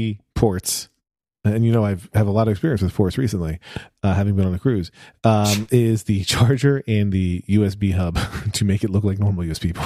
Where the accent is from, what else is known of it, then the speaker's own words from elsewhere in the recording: Pennsylvania, United States; Listen, I'm from Pennsylvania, near Philadelphia, born and raised.